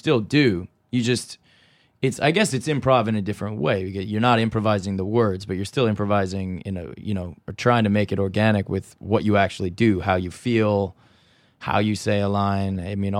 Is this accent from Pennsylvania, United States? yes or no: no; California, United States; I'm from California.